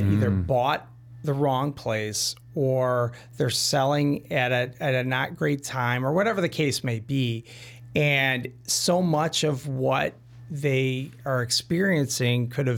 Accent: Orland Park, Illinois, United States; We're both from Orland Park.

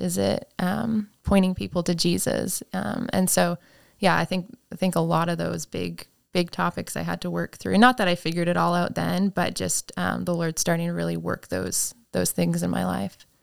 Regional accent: Saskatchewan, Canada; I grew up in Saskatchewan, Canada

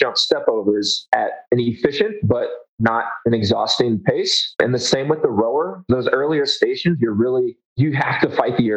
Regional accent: Hampton Roads, Virginia, United States; moved away as an adult; now in Denver, United States; I was born in Virginia

